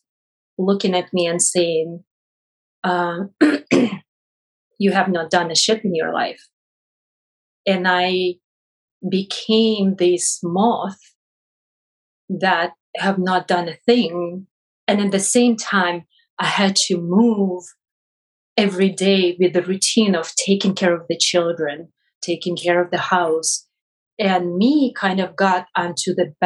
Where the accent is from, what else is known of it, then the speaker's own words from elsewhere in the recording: Russia; English is a second language; moved away as an adult; also born or lived in Boston, United States; now in United States; I was born and raised in Russia until the age of 22.